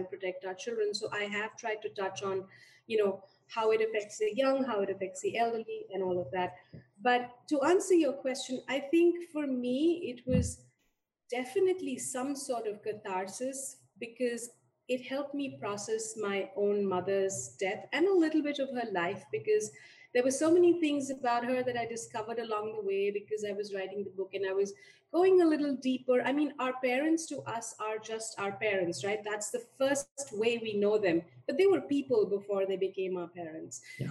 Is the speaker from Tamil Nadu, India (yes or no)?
no; Delhi, India; moved away as an adult; also born or lived in Kumaon Hills / United States; I was born and raised in India and mostly in Delhi